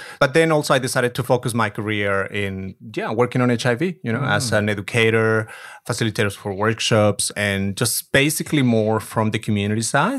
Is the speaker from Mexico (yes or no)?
yes; Mexico; So I'm not originally from Mexico City, which is the capital of the country. I'm from the countryside, if we can call it. So I'm a country girl.